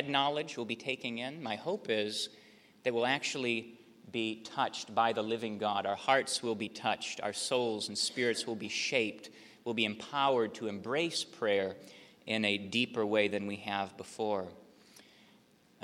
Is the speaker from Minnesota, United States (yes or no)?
yes; Minnesota, United States; moved away as an adult; also born or lived in Wisconsin; now in Charleston, United States; I'm from Minnesota.